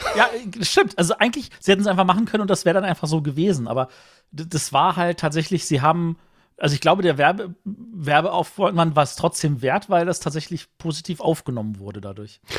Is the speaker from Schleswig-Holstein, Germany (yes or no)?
no; Berlin, Germany; Als Berliner